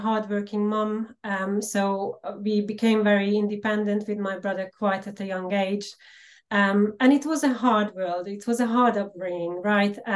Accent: Slovakia; English is a second language; moved away as an adult; now in United Kingdom; So originally I am from Slovakia. However, my roots go back to Hungary. So I'm Hungarian. And I was born and lived and brought up within a minority in Slovakia

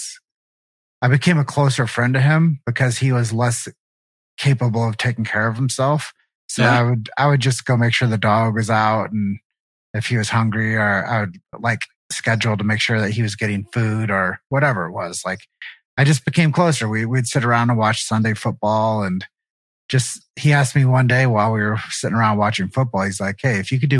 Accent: Davenport, Iowa, United States; I grew up in Davenport, Iowa.

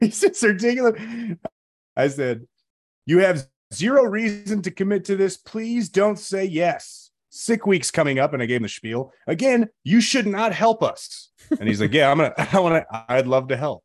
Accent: Chicago suburbs, Illinois, United States; moved away; I grew up in the Chicago suburbs

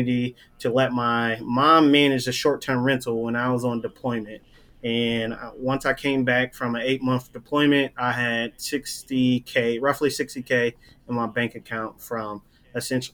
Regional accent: Columbus, Ohio, United States; moved away as an adult; also born or lived in Norfolk, Virginia; I'm originally from Columbus, Ohio

